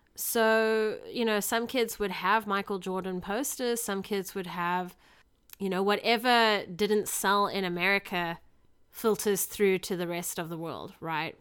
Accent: South Africa; moved away; Growing up in South Africa

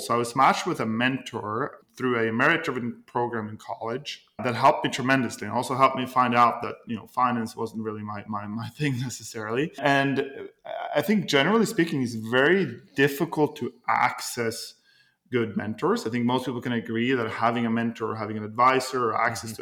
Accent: Norway; moved away as an adult; now in United States; I'm originally from Norway and I came to the United States uh, a little over 10 years

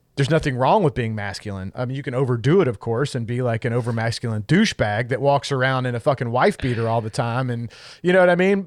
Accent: Kentucky, United States; I'm from Kentucky

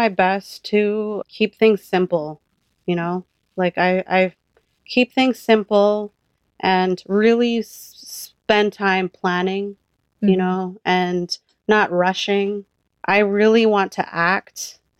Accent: Philippines; Well, because I'm Filipino, I can do this.

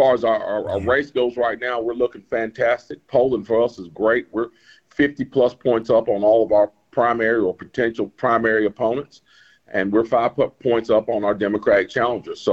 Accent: the South, United States; We grew up in the South poor

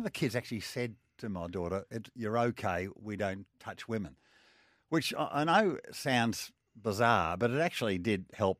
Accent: Australia; You know, my passport says I'm Australian.

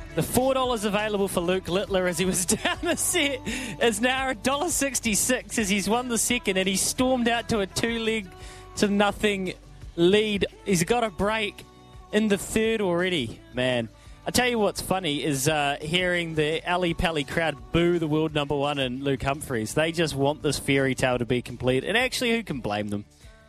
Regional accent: Australia; as Australian cricketer, like, inherently we try to pick holes in him

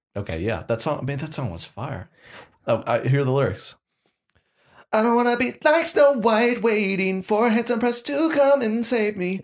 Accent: Oklahoma, United States; moved away; back to Oklahoma, born and raised, love Oklahoma

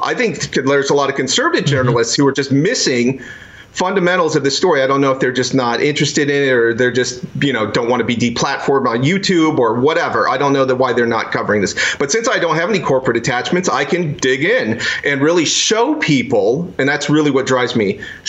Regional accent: Iowa, United States; I'm from Iowa.

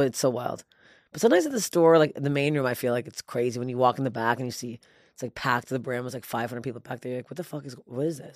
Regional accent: Toronto, Ontario, Canada; It was my hometown

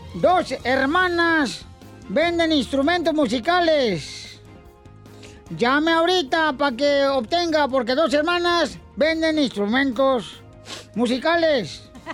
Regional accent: Mexico; siempre metemos los mexicanos los números dentro de la conversión de nosotros

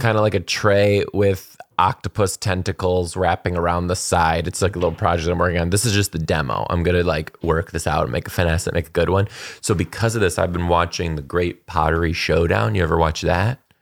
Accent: Michigan, United States; moved away; I grew up in Michigan

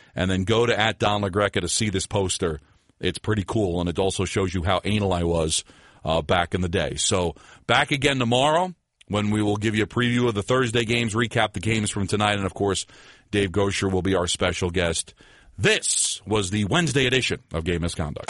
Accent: New Jersey, United States; I grew up in New Jersey

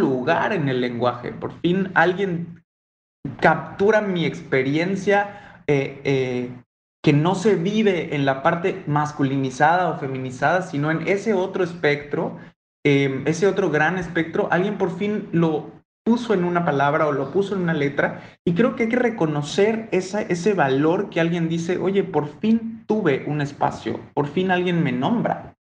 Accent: Mérida, Yucatán, Mexico; Si mi acento no lo delata, pues lo digo yo, así como Ale, soy de la blanca, no tan blanca, a veces blanca

